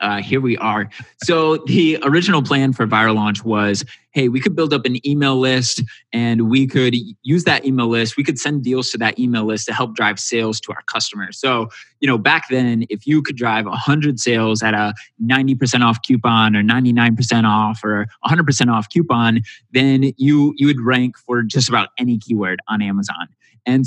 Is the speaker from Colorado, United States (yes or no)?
no; Michigan, United States; moved away as an adult; also born or lived in Indiana; I moved back home to Michigan, and my mom was evicted